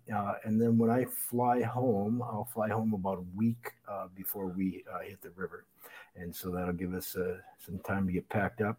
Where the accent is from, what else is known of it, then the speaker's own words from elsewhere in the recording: Minneapolis, Minnesota, United States; moved away as an adult; now in Yangon, Myanmar; I grew up in the Twin Cities, Minneapolis